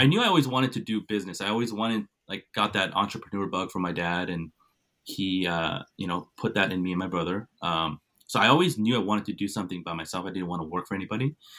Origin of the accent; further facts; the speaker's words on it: Cupertino, California, United States; also born or lived in Santa Clara / South Korea; we moved to a town called Cupertino